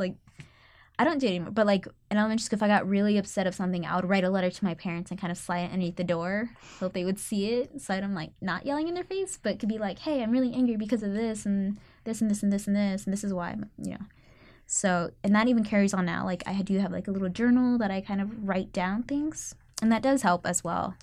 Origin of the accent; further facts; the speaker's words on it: Katy, Texas, United States; now in Austin, United States; I'm from Katy, Texas